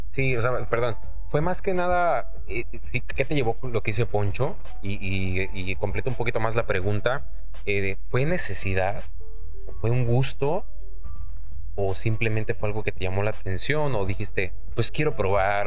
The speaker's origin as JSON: {"language": "Spanish", "region": "Mexico City", "country": "Mexico", "moved": "yes", "lives_now": "Monterrey, Mexico", "said": "yo soy chilango"}